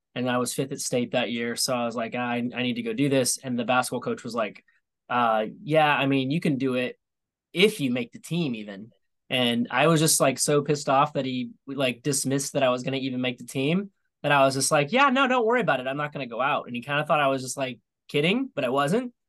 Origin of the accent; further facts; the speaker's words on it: Topeka, Indiana, United States; now in Atlanta, United States; my hometown of uh, Topeka